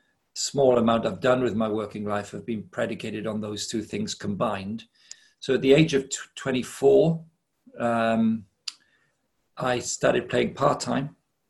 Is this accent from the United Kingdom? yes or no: yes; Wales, United Kingdom; I grew up in Wales. I'm 58. I was born in 1962. In that period, growing up in Wales